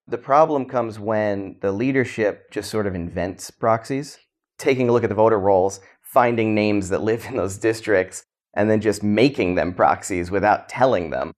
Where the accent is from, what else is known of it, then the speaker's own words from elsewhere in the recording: New York City, New York, United States; also born or lived in New Jersey; I was born in South Brooklyn. Family moved to Jersey, so I lived on a farm briefly